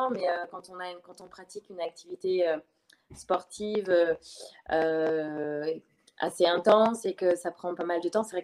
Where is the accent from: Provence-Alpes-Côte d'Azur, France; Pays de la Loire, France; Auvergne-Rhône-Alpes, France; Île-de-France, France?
Pays de la Loire, France; Le Mans; moved away as an adult; je suis originaire du Mans, donc euh, c'est pas, ça me rapproche un peu de par là-bas.